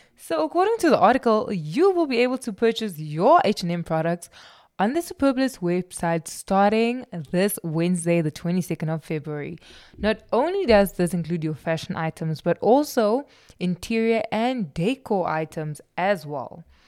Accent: South Africa

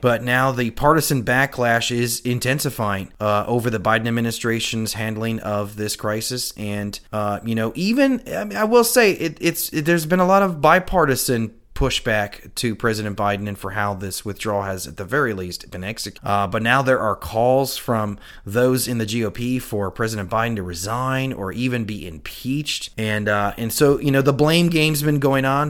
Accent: United States; as an American

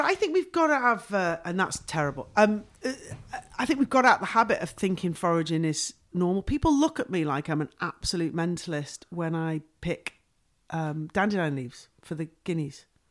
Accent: Wrexham, Wales, United Kingdom; the football club they bought was Wrexham Football Club, which is my hometown.

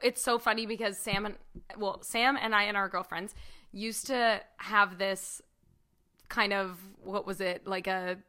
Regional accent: Toronto, Ontario, Canada; moved away as an adult; now in St. Catharines, Canada; as someone who's born and raised in Toronto

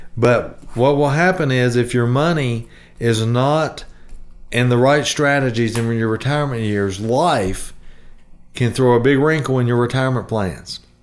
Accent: the South, United States; I, I'm from the South. We say ain't

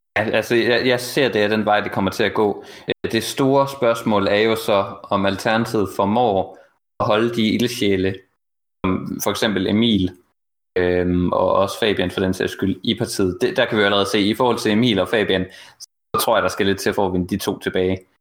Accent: Jutland, Denmark; also born or lived in Horsens; jeg er jo selv fra Jylland

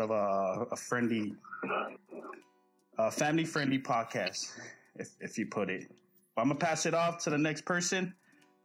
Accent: American Samoa; also born or lived in California; now in Washington, United States; growing up in Samoa, you're taught to respect your elders

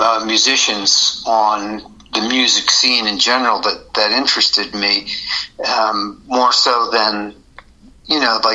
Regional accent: Philadelphia, Pennsylvania, United States; Well, I grew up in the Philadelphia area.

